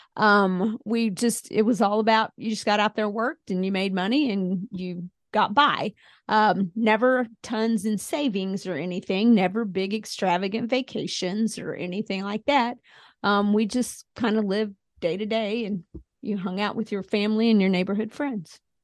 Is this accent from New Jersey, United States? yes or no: no; Springfield, Missouri, United States; I grew up in Springfield, went to school at Mizzou